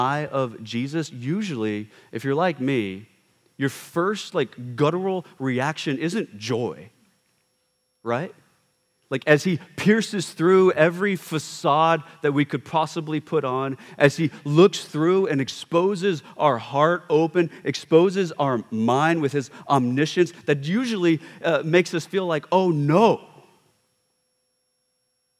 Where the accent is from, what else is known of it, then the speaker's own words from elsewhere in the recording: United States; we as an American culture, we don't really reverence our elders